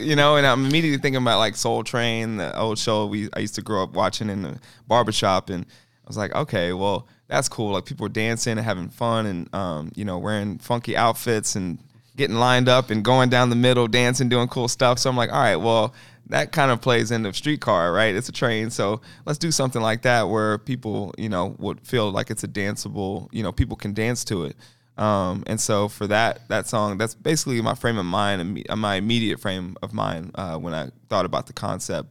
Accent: Kansas City, Missouri, United States; I grew up in Kansas City public schools

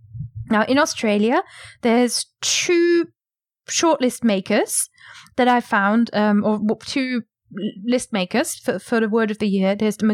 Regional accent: United Kingdom; I don't stand out as a British speaker is because all of my word melodies, my sentence cadence and all that kind of stuff is Englishified, anglified.

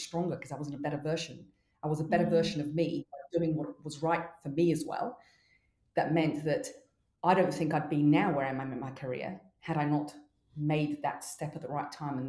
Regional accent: Mexico; now in New Zealand; I grew up in Mexico

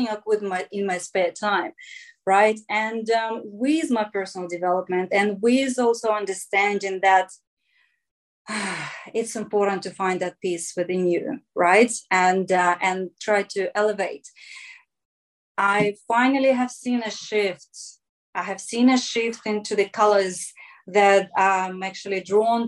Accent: Russia; moved away; growing up in Russia

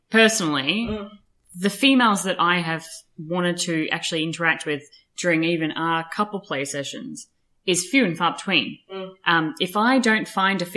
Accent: Australia; I'm from Australia.

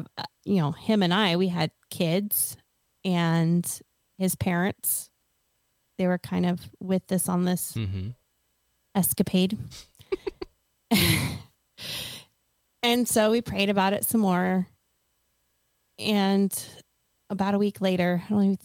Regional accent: Oregon, United States; moved away as an adult; also born or lived in Washington / Hawaii; now in Tennessee, United States; I'm from Oregon

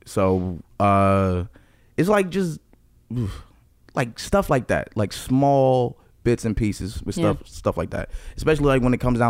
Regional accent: Newark, New Jersey, United States; also born or lived in Maplewood, New Jersey; I grew up in Newark. It's very diverse.

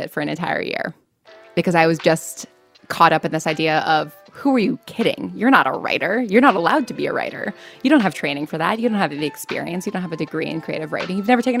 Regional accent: New York, United States; had gone to college for theater and music in the hopes of eventually moving back to New York where I grew up and being on Broadway.

